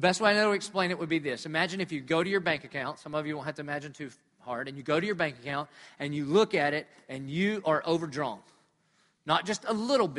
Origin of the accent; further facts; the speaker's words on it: Dillon, United States; I'm from Dillon